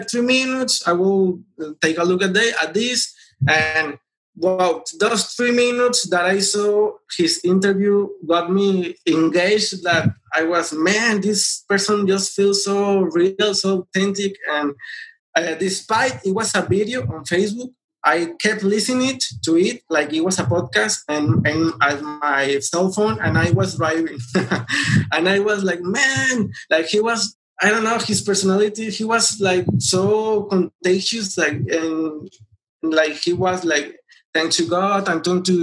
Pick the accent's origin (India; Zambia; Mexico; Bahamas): Mexico; I am from Mexico.